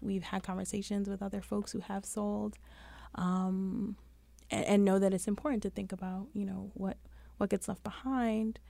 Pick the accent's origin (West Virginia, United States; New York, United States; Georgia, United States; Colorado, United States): New York, United States; New York City; I'm from Brooklyn.